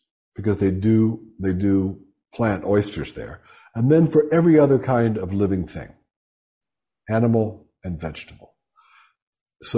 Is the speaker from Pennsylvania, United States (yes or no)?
yes; Pittsburgh, Pennsylvania, United States; now in New Haven, United States; I'm from Western Pennsylvania, shot and beer town, Pittsburgh